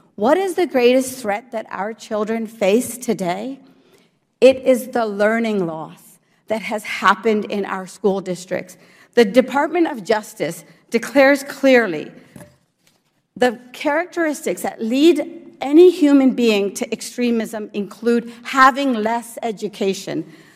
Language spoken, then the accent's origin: English; Morgantown, West Virginia, United States; English is a second language; also born or lived in India / New Jersey; I came to the United States at the age of four. I was an immigrant to the great state of New Jersey, and I grew up in Morgantown, West Virginia